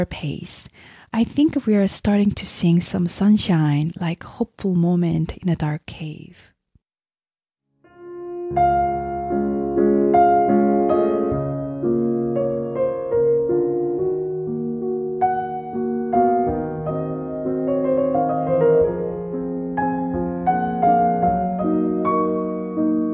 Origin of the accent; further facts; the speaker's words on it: South Korea; now in United States; I'm originally from South Korea, but now I'm living in America. I visit Korea at least once a year to visit my family and just to be around the culture and the food that I grew up with.